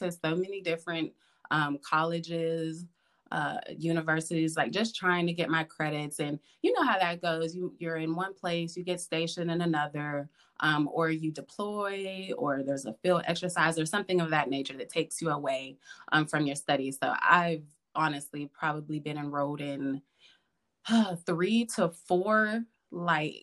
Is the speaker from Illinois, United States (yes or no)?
no; Pittsburgh, Pennsylvania, United States; I grew up in Pittsburgh